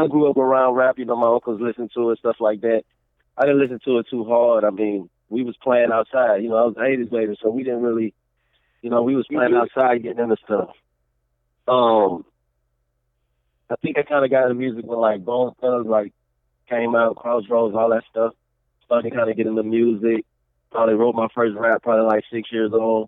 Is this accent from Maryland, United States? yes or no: no; Baton Rouge, Louisiana, United States; I'm from Baton Rouge, Louisiana